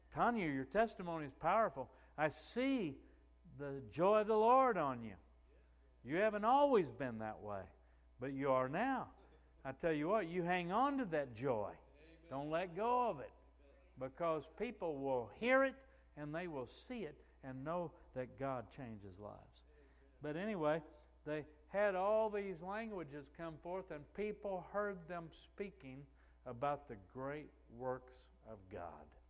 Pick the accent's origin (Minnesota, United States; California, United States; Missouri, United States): Missouri, United States; we're from the Missouri state. It's a show me state.